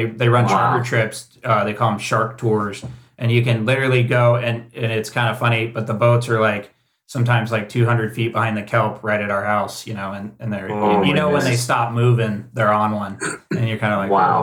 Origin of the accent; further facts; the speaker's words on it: Cocoa Beach, Florida, United States; moved away as an adult; now in Santa Cruz, United States; I grew up in Florida and we grew up poor